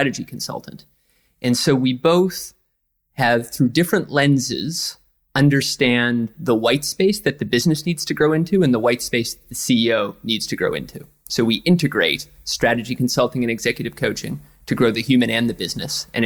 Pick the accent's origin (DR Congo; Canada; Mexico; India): Canada; east coast of Canada, Atlantic Canada; now in New York, United States; I'm from the east coast of Canada, right on the Atlantic Ocean